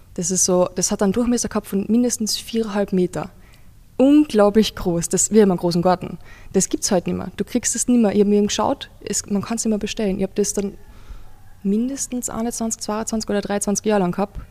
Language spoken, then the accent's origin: German; Carinthia, Austria; now in Vienna, Austria; ich wohne in Kärnten